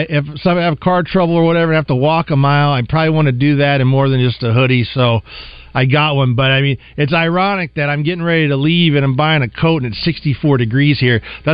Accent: Midwest, United States; moved away; I'm from the Midwest.

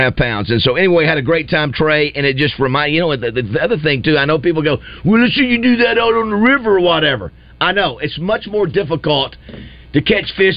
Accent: Florida, United States; moved away; growing up in Florida

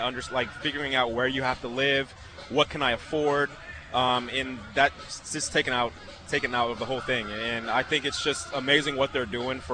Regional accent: Long Beach, California, United States; also born or lived in Corona, California; now in San Diego, United States; I'm actually from Long Beach, live in San Diego

